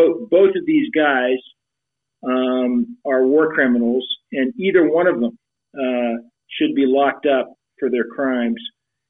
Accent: United States; we should be concerned as American citizens

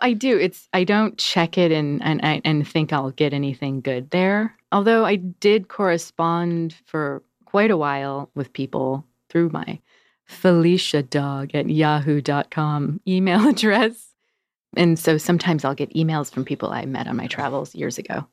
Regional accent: Denver, Colorado, United States; also born or lived in New York; now in Portland, United States; I was born in Denver, Colorado

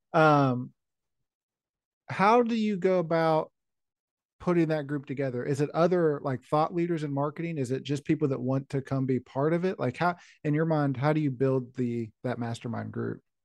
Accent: West Virginia, United States; I grew up in West Virginia

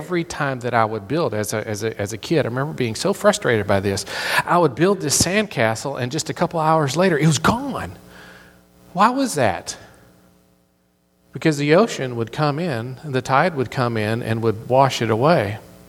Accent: Florida, United States; accent: southern; also born or lived in Tennessee / North Carolina; As growing up in Florida, a lot of people, whenever I tell people that I'm from Florida, they're just like, you don't sound like you're from Florida. Well, I spent a whole lot of years in Tennessee and North Carolina, and so I have this a little bit of a southern accent.

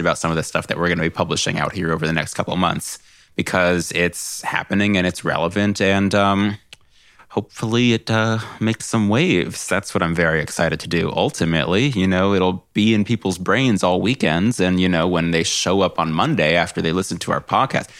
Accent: California, United States; I'm a Californian.

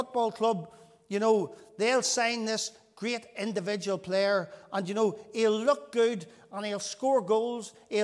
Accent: Northern Ireland, United Kingdom; whenever we were children growing up in Northern Ireland

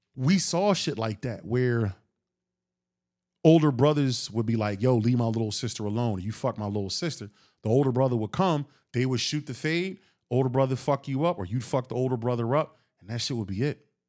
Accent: Philadelphia, Pennsylvania, United States; I'm from Philly

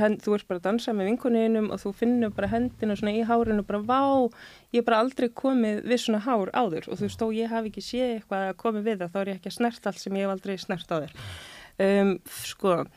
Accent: Reykjavík, Capital Region, Iceland; ég sé úr breyðolti

